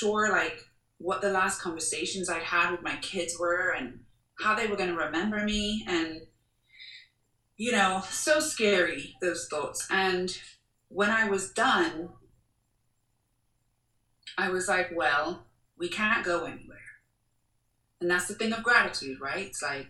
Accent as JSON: {"language": "English", "country": "Jamaica", "said": "being Jamaican, right? It's like we learn mint tea from the ground."}